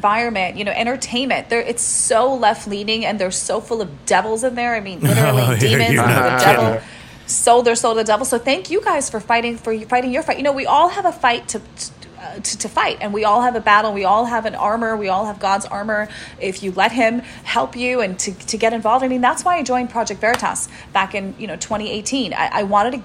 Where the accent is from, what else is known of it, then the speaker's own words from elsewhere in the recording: Russia; I'm Russian. My dad is Ukrainian.